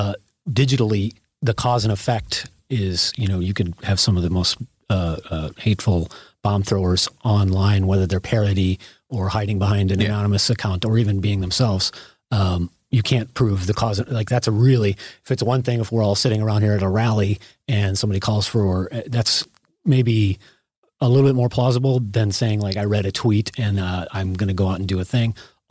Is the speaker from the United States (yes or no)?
yes; Chicago, Illinois, United States; You know, I grew up in Chicagoland area, and I remember the Illinois Nazis and Skokie.